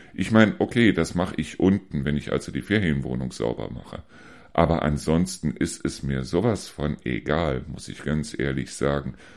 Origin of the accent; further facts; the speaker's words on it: Neuss, North Rhine-Westphalia, Germany; now in Hesse, Germany; diese Pommesbuden, die es bei uns in Neuss damals immer wieder gegeben hat